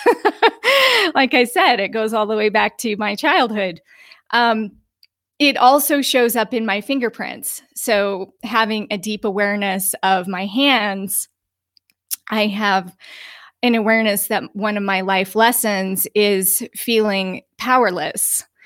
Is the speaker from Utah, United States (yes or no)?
yes; Utah, United States; also born or lived in Aspen, Colorado; now in Sedona, United States; I come from the mountains. I was born in Utah